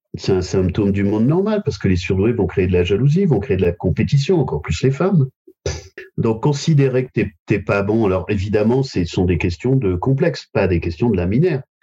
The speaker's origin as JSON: {"language": "French", "town": "Royan", "region": "Nouvelle-Aquitaine", "country": "France", "tie": "born or raised there", "also_born_or_lived": "Paris / Bordeaux", "moved": "yes", "said": "je suis originaire de Royan"}